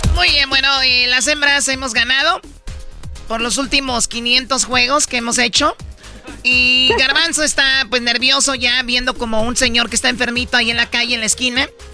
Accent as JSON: {"language": "Spanish", "town": "Jiquilpan", "region": "Michoacán", "country": "Mexico", "tie": "born or raised there", "said": "mi pueblo, Jiquilpan, Michoacán."}